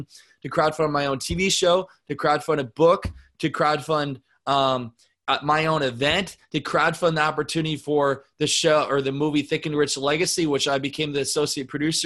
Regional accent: Northeast Iowa, United States; I'm from Northeast Iowa, a town of 750 people in the middle of nowhere. I grew up in an ice business

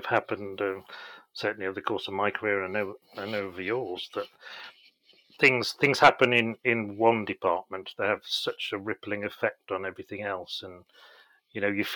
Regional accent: Isle of Man; moved away; also born or lived in Chester; I grew up on the Isle of Man, which is a beautiful place to grow up.

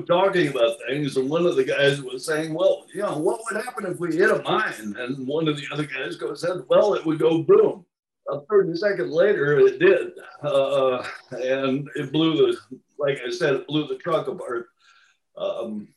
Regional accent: Nebraska, United States; accent: Midwestern; moved away as an adult; in the Midwest, Nebraska, the start of the Great Plains, 100 miles from anywhere. But it was a Midwestern upbringing. I think you could probably tell from my accent

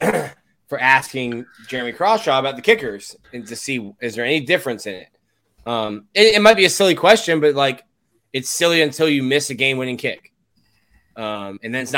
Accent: South Florida, United States; I'm from South Florida

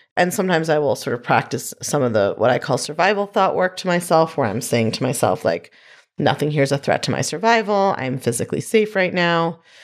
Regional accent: New York, United States; I'm a New Yorker

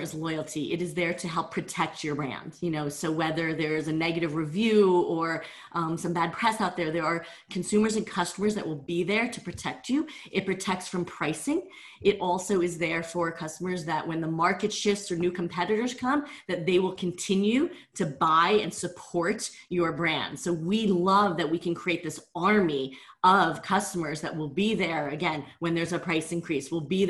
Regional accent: New Jersey, United States; also born or lived in Vietnam; I was born in Vietnam, right at the end of the war, and no paperwork at all, left on a church doorstep. And my parents adopted me at about 18 months of age, moved to New Jersey

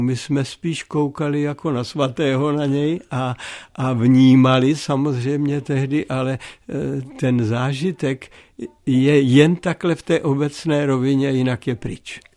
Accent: Opočno, Hradec Králové Region, Czechia; also born or lived in Nový Knín; u nás v Opočně, to znamená tam, kde já jsem vyrostl

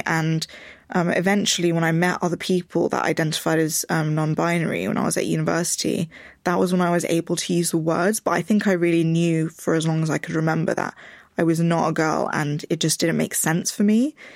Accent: London, United Kingdom; I grew up in Richmond, which is a, a very white place in London

